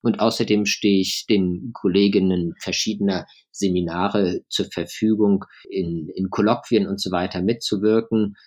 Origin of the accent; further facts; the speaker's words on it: Germany; moved away as an adult; now in London, United Kingdom; Ich bin in, in Deutschland aufgewachsen, habe aber einen großen Teil meines Lebens eben im Ausland verbracht. Ich habe Deutschland neunzehnhundertneunzig verlassen